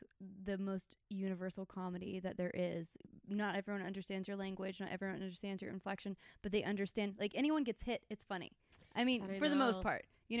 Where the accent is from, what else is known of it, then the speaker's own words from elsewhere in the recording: Atlanta, Georgia, United States; I grew up in Atlanta